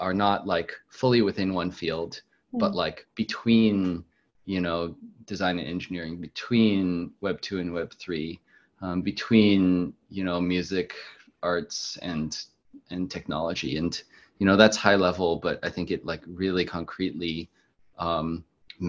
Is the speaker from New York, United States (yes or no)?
no; Maryland, United States; I grew up in Maryland